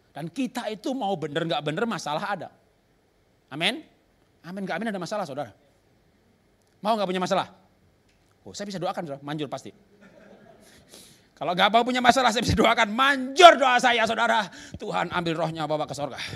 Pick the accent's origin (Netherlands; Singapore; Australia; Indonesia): Indonesia; Java; Dulu saya bukan orang Kristen, orang Jawa.